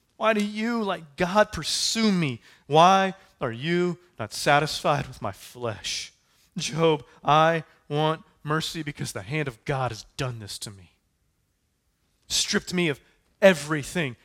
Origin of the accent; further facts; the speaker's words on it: United States; We said, "We're American."